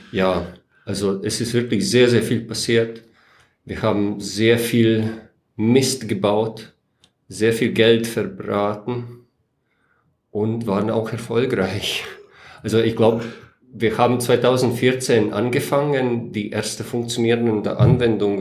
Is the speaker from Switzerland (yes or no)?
no; Latvia; German is a second language; moved away as an adult; also born or lived in Riga, Latvia / Weiden in der Oberpfalz, Germany; now in Germany; bin 1975 geboren in Lettland